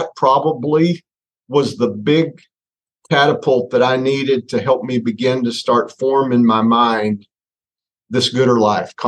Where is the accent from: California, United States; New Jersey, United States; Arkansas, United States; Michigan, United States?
Arkansas, United States; Northwest; growing up in Northwest Arkansas, a small town of about 2,500 people